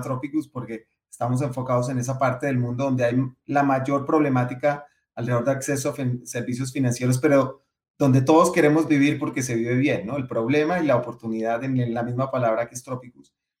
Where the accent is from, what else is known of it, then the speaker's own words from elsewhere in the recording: Colombia; Colombia, por ejemplo, de donde yo, donde yo nací